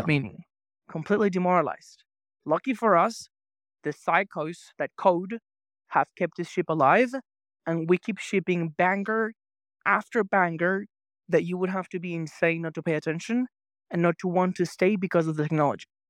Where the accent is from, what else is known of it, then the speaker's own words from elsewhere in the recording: Venezuela; moved away; I grew up in Venezuela